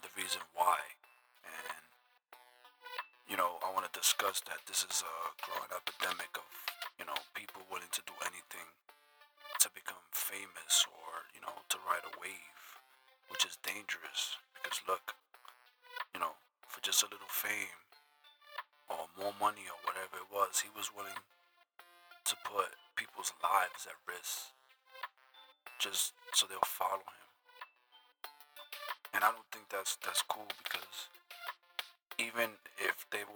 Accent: New York City, New York, United States; I'm from the Bronx

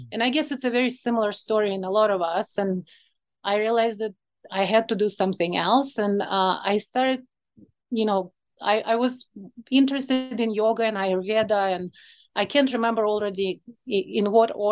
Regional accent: Moscow, Russia; English is a second language; moved away as an adult; now in Chicago, United States; So I was born in Moscow, Russia. Well, at that time it was USSR.

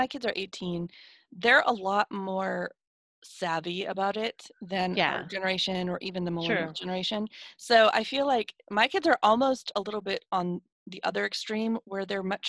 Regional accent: Washington, United States; I was born in Washington

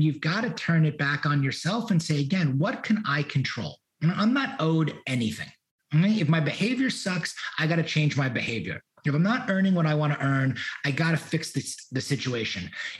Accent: New York, United States; moved away as an adult; also born or lived in Miami; now in Houston, United States; I wanted to leave New York. New York doesn't have the best memories or history for me

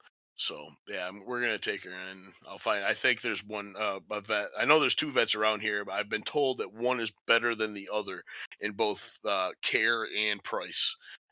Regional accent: Limerick, New York, United States; now in Phoenix, United States; I grew up in Limerick.

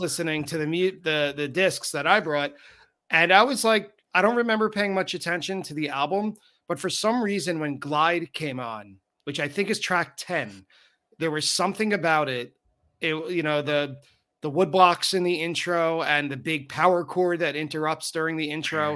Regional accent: Long Island, New York, United States; I'm from Long Island.

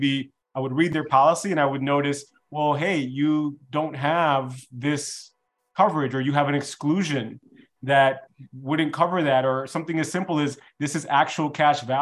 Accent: Chicago, Illinois, United States; I was born and raised in Chicago

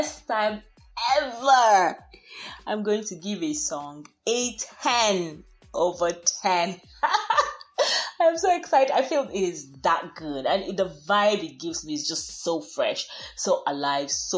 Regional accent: Nigeria; I am Nigerian

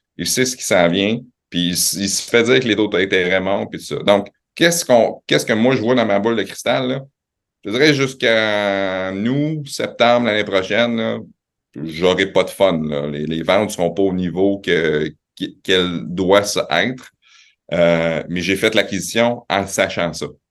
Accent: Quebec City, Quebec, Canada; also born or lived in Laval / Montreal; je suis né à Laval, euh, mes parents viennent de Montréal, ça a déménagé à Québec, j'avais trois 3 ans.

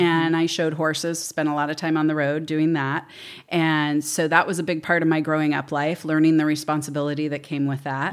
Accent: Pleasanton, California, United States; moved away as an adult; also born or lived in Fresno; now in Paso Robles, United States; I grew up in Pleasanton

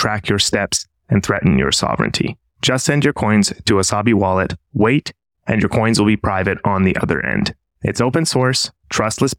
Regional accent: Canada; moved away; I'm from Canada originally

